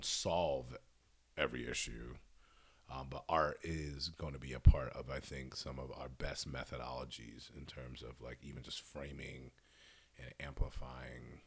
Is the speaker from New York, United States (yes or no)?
no; Hartford, Connecticut, United States; I'm born and raised in Hartford, Connecticut, strangest little spot on the East Coast